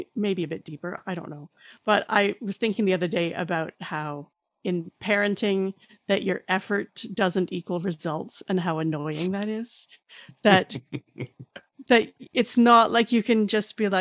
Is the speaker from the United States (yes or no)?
no; Canada; as a Canadian